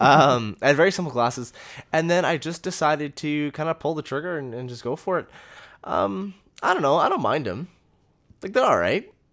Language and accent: English; Canada; We're from Canada.